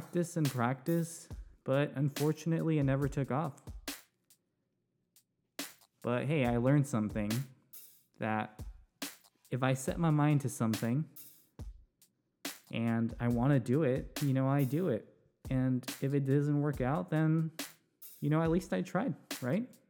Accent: Newbury Park, California, United States; also born or lived in Ventura, California; I was born and raised in Ventura County, specifically Newbury Park. That's where I grew up.

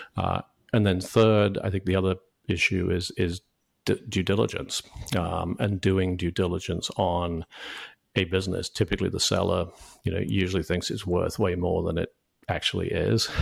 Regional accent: United Kingdom; moved away as an adult; also born or lived in New York; now in United States; I, I grew up in the U K

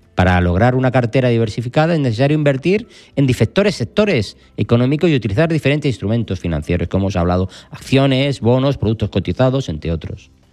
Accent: Spain; estamos en España, somos españoles

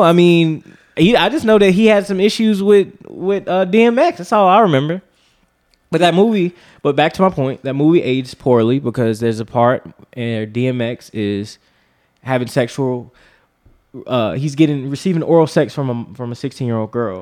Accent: North Carolina, United States; That's where I'm from.

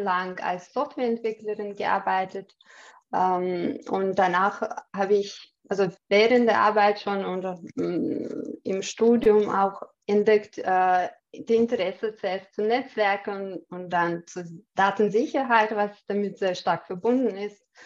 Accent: Chechnya, Russia; German is a second language; moved away as an adult; also born or lived in Austria; now in Vienna, Austria; Ich komme aus Tschetschenien. Bin, ähm, bin äh, vor 18 Jahren mit meinem Mann äh, nach Österreich als Flüchtling gekommen.

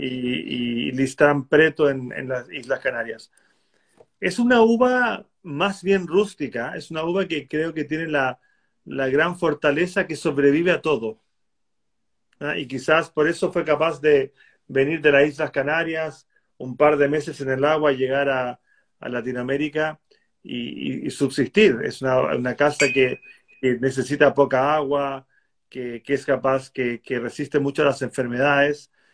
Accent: Chile; yo tengo como chileno

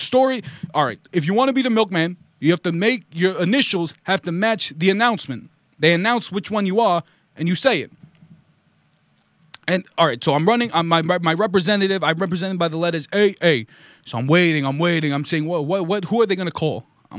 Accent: Vermont, United States; I'm from Vermont. Let's tell my story.

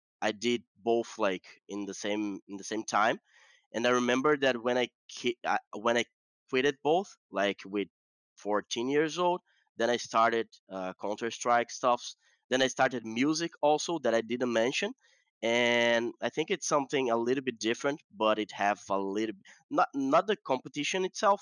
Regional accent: Curitiba, Paraná, Brazil; also born or lived in Santo Ângelo, Rio Grande do Sul, Brazil; I live in Curitiba, that is Paraná, that is south also, another state from the south, and I live there like from my seven years old, so 1997, so long time ago. I'm basically a Curitibano, guy from Curitiba

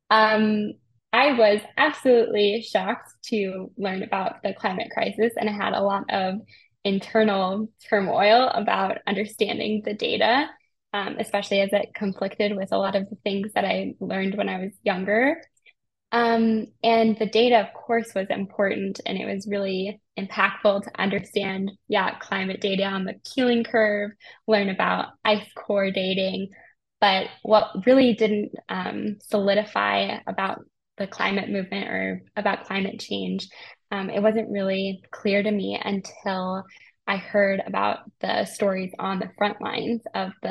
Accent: Colorado, United States; I grew up in Colorado. And I had the Rocky Mountains as a backdrop to my entire life.

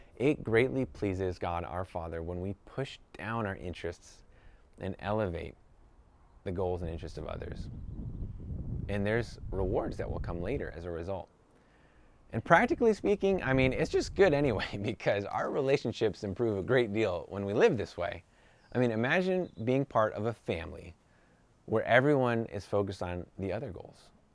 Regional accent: New York, United States; now in California, United States; I'm from New York

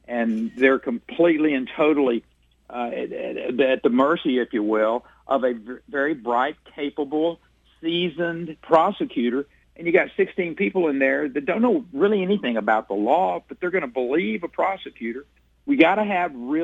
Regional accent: Texas, United States; as a Texan, as a citizen of this state

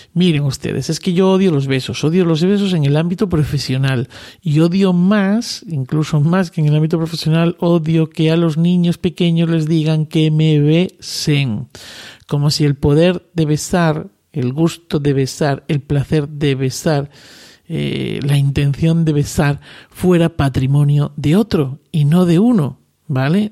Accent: Cáceres, Extremadura, Spain; yo que soy de Cáceres, estoy más cerca del Atlántico

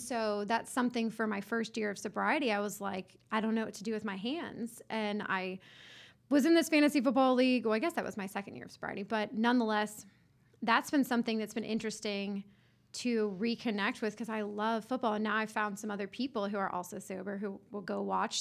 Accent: Johns Creek, Georgia, United States; I grew up in Johns Creek.

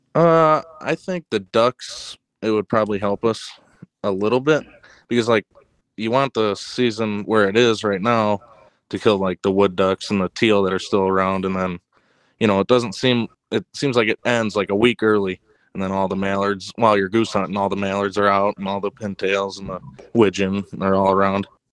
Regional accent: Ottawa, Illinois, United States; I'm from Ottawa, Illinois

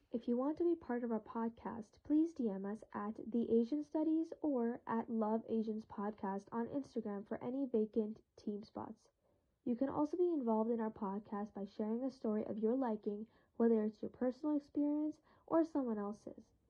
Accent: Canada; I'm from Canada

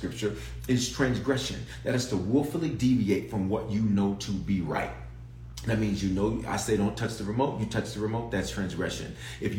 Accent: Memphis, Tennessee, United States; accent: southern; moved away; also born or lived in Denver, Colorado; I was born in Denver, reared in Memphis. So that's why I claim the South. And so my southern accent will come out every now and then

